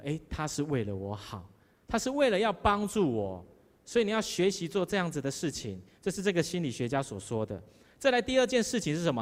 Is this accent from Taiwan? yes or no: yes; southern Taiwan, Taiwan; moved away; 我们南部人就比较慢活，特别我是台南人